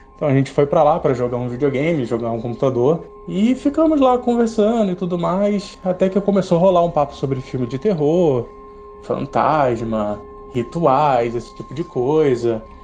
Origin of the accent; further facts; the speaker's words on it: São Gonçalo, Rio de Janeiro, Brazil; moved away as an adult; now in Jaú, Brazil; Eu nasci e cresci no Rio de Janeiro, na cidade de São Gonçalo, até os meus 19 anos, e depois eu me mudei para cá